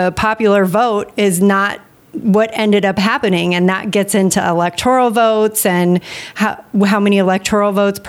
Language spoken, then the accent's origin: English; United States; being an American citizen